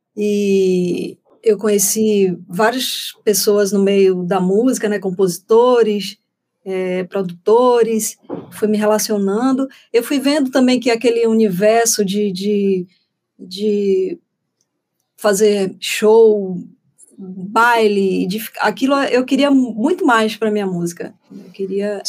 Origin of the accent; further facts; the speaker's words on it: Feira de Santana, Bahia, Brazil; lá em Feira de Santana, que, que é a terra onde eu nasci